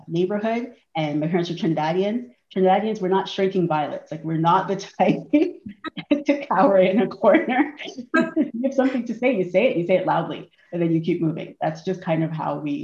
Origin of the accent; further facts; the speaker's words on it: Toronto, Ontario, Canada; I grew up in Toronto. I've always lived here. I grew up in the north end of the city in a neighborhood called Rexdale.